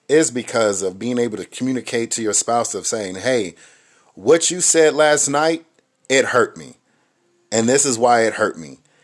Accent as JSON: {"language": "English", "town": "Inglewood", "region": "California", "country": "United States", "tie": "born or raised there", "said": "growing up where I grew up in Inglewood, California"}